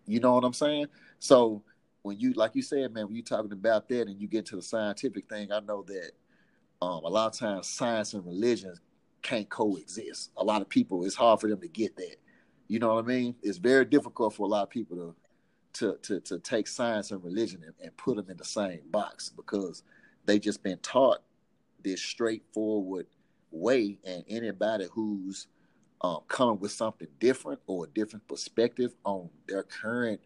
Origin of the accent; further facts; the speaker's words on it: the South, United States; I'm from the South